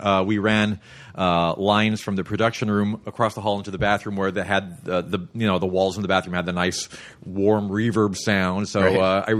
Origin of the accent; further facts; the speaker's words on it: Los Angeles, California, United States; Well, just the fact that I grew up sort of in the greater Los Angeles area